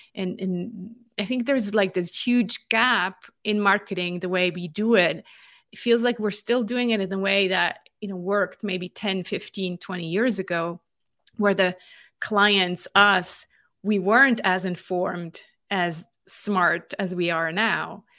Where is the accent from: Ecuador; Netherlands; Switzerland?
Switzerland; moved away as an adult; also born or lived in California; I'm born and raised in Switzerland